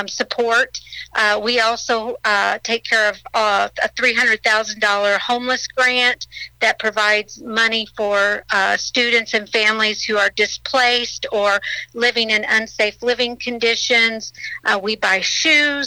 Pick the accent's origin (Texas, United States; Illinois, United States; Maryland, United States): Illinois, United States; Murphysboro; also born or lived in Ava, Illinois; I grew up in Southern Illinois. I grew up in Murfreesboro